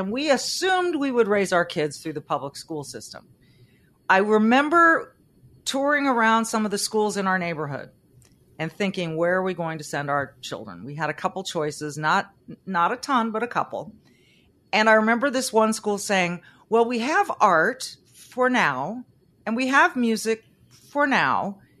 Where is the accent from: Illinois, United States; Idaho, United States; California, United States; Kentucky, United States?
California, United States; I grew up in California.